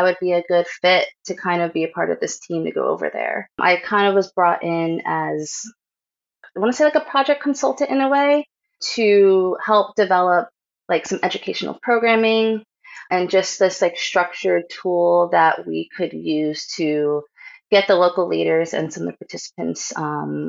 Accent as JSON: {"language": "English", "town": "Kingston", "region": "New York", "country": "United States", "tie": "born or raised there", "also_born_or_lived": "New Hampshire", "moved": "yes", "said": "Grew up mid-state New York in Kingston"}